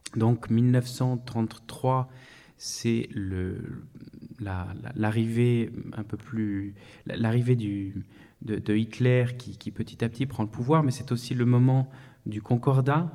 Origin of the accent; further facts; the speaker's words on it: France; now in Vienna, Austria; je suis français euh, résident en Autriche, à Vienne